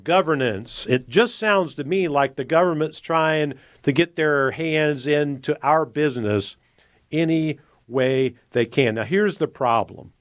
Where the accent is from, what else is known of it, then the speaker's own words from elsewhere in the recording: United States; as an American